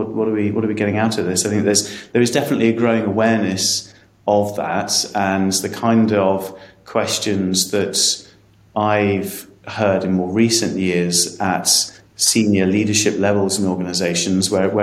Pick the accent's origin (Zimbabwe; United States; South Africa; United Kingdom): United Kingdom; England; I'm going to say this as an Englishman